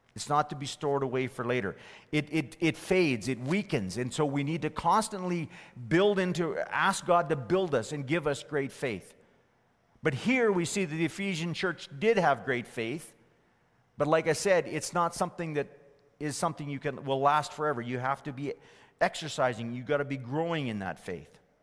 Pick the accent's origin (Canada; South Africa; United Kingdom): Canada; Fort McMurray, Alberta; as a teenager growing up in Fort McMurray